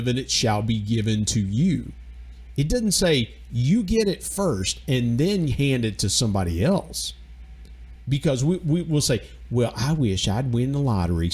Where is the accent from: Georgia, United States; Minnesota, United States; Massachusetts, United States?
Georgia, United States; also born or lived in West Virginia; I'm from Georgia